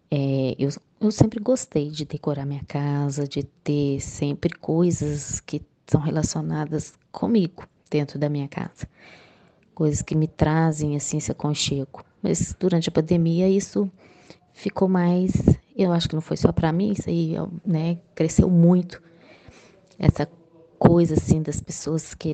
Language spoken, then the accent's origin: Portuguese; Minas Gerais, Brazil; sou de Minas Gerais